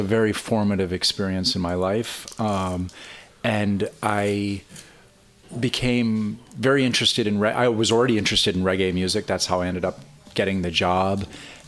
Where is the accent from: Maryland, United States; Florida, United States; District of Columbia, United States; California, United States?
District of Columbia, United States; Washington; moved away as an adult; now in Brooklyn, United States; I was born and raised in Washington, D.C., and though I've lived in Brooklyn since 1990, I will always consider myself a D.C. kid